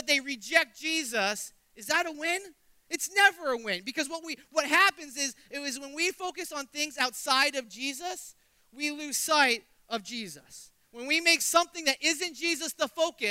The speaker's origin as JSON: {"language": "English", "region": "New Hampshire", "country": "United States", "tie": "born or raised there", "said": "I grew up in New Hampshire"}